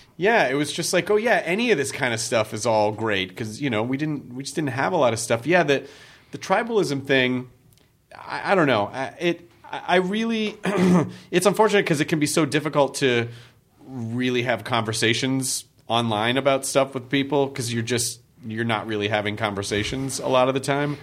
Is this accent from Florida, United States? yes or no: no; Memphis, Tennessee, United States; when I grew up in Memphis